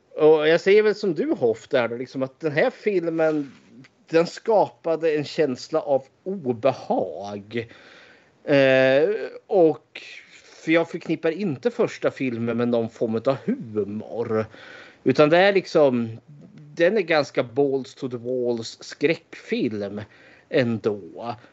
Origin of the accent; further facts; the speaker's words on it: Eskilstuna, Södermanland, Sweden; född och uppvuxen i Eskilstuna